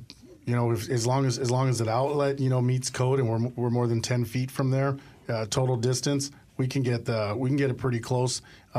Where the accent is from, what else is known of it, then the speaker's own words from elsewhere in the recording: El Paso, Texas, United States; So I'm originally from El Paso, Texas, and my dad was a retired military.